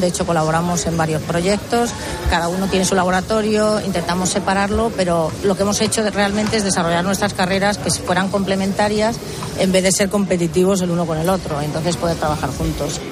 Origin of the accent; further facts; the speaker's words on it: Spain; now in New York, United States; somos laboratorios españoles en Estados Unidos